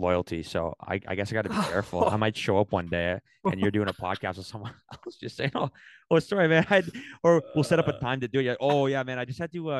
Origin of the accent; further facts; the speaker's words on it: Canada; I am Canadian